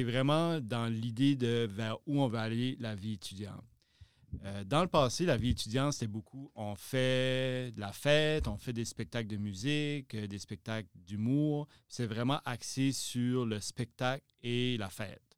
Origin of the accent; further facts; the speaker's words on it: Shippagan, New Brunswick, Canada; moved away as an adult; now in Moncton, Canada; originaire de Chipagan, dans le nord-est du Nouveau-Brunswick